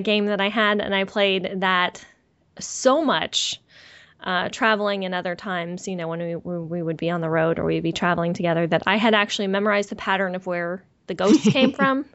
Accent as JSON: {"language": "English", "area": "San Francisco Bay Area", "region": "California", "country": "United States", "tie": "born or raised there", "said": "most of my family was was local to where where I grew up in the San Francisco Bay Area"}